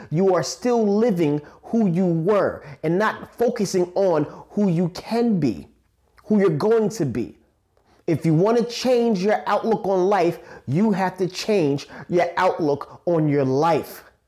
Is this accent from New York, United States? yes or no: yes; New York City, New York, United States; I was born and raised in Staten Island, New York, A K A the Forgotten Borough